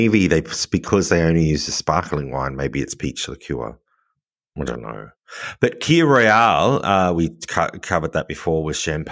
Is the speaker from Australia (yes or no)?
yes; Australia; now in France; I am Australian